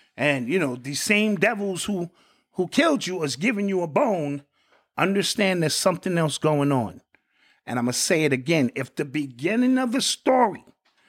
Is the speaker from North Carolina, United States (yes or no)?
yes; Elizabeth City, North Carolina, United States; In my hometown where I grew up, Elizabeth City, North Carolina, that's where my family is from